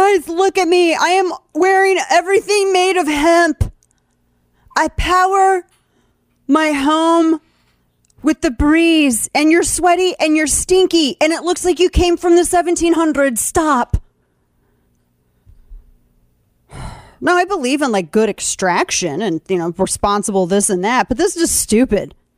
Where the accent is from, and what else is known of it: St. Louis, Missouri, United States; born or raised there; moved away